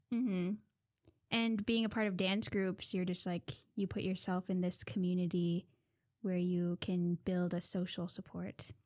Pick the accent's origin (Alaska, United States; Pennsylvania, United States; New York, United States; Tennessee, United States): Alaska, United States; Minto; also born or lived in Nulato, Alaska; now in Fairbanks, United States; I'm from Nulato, but I was raised in Minto